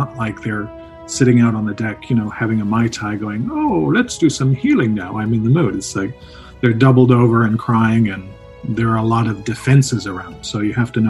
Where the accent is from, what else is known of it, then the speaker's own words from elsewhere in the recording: Toronto, Ontario, Canada; also born or lived in England; I'm from England, grew up in Toronto.